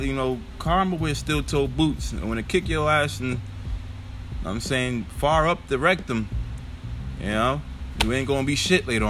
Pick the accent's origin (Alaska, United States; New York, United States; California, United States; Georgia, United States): New York, United States; I'm from New York